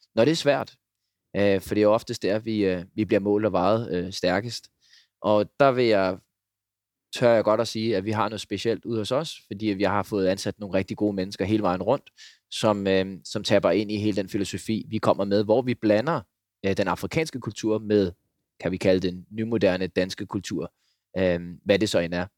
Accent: Denmark; moved away as an adult; also born or lived in Uganda; hjemme i Danmark

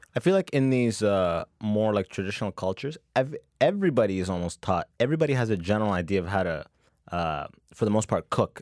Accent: Canada; I was growing up in Canada

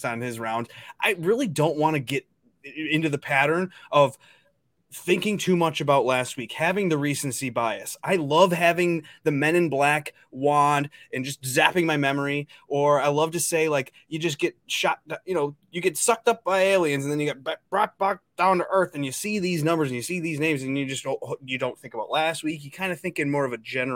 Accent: Minnesota, United States; my home state, Minnesota

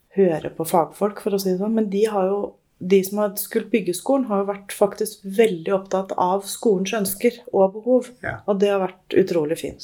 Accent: Moss, Østfold, Norway; also born or lived in Molde / Bærum / Jeløya; Jeg er født i Molde. Bodde i Bærum fram til jeg var sju år. Ja. Og så har jeg bodd i Moss etterpå

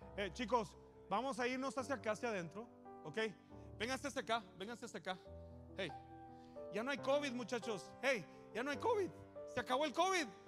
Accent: Mexico; now in United States

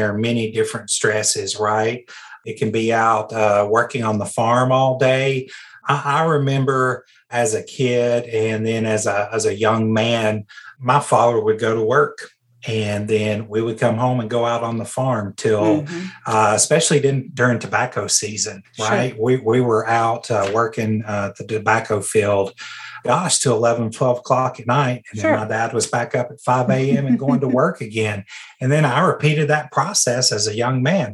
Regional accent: Tennessee, United States; as a country kid, growing up in Tennessee, I just was always rural

